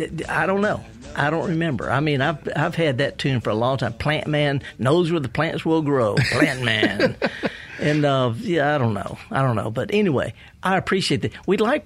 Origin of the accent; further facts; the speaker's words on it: the South, United States; But, you know, I'm from the South. I can't say soil.